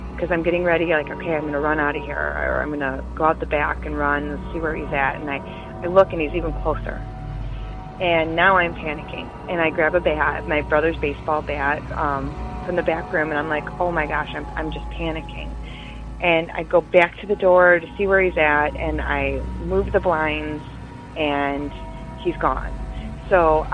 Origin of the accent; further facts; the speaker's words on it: Detroit, Michigan, United States; I am from Detroit, Michigan area